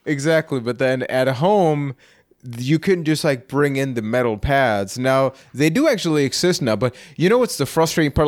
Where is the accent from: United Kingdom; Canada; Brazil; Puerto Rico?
Puerto Rico; I am from Puerto Rico